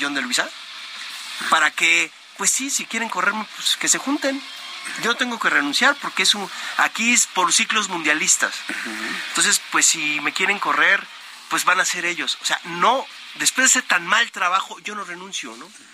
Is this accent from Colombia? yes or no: no; Mexico; los mexicanos pensamos que con el fútbol vamos a hacer algo